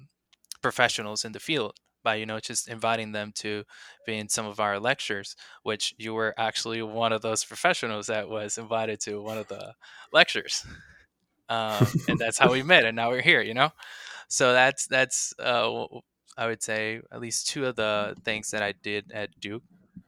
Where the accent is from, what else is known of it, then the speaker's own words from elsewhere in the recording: Puerto Rico; I'm from Puerto Rico, and the resources we have there can't be be compared to the resources that are here in the States.